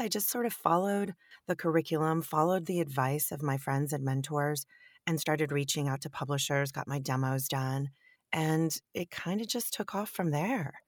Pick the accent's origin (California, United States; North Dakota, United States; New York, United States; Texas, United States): California, United States; Northern; also born or lived in Europe; I'm born and raised in California